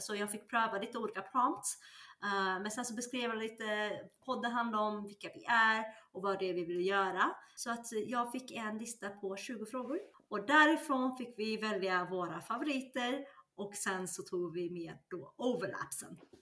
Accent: Sweden; also born or lived in China; Jag är ursprungen igen från Kina, men växte upp i, i Sverige.

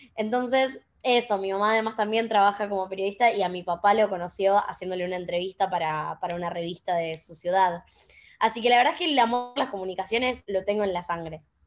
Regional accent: Chaco, Argentina; moved away as an adult; now in Buenos Aires, Argentina; yo soy de Chaco, no soy de Buenos Aires, por más que ahora vivo acá.

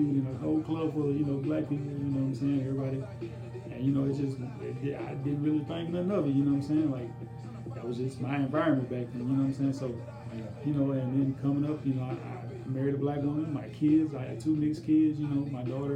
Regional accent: Longwood, Florida, United States; I grew up in the hood, you know, I grew up over there on Butler Street, you know, in Longwood

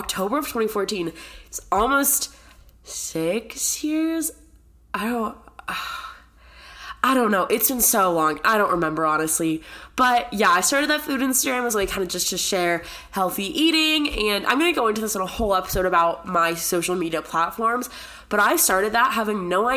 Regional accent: San Diego, California, United States; moved away as an adult; also born or lived in Connecticut; now in Boulder, United States; I consider San Diego my home just because I grew up there

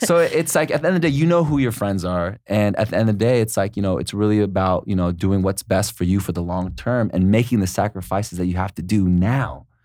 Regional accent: San Diego, California, United States; moved away as an adult; also born or lived in Los Angeles; I'm originally from San Diego, and then, uh, I think it's been about ten years ago, I moved to Los Angeles

